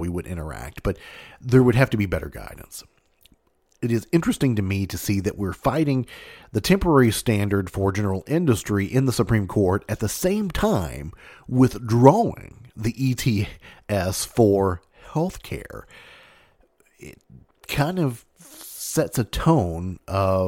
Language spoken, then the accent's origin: English; Mayfield, Kentucky, United States; this is right from my hometown